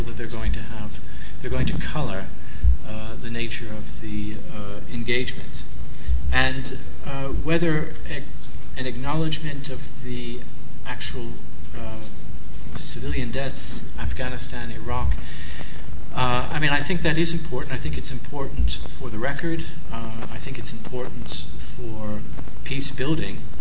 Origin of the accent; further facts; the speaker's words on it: North Macedonia; I come from Macedonia